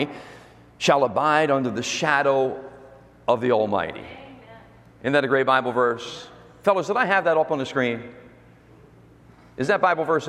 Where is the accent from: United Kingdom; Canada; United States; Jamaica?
United States; I'm American